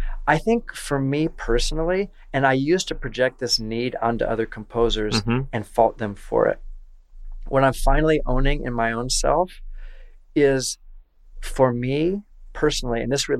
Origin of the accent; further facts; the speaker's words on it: Iowa, United States; I'm from Iowa.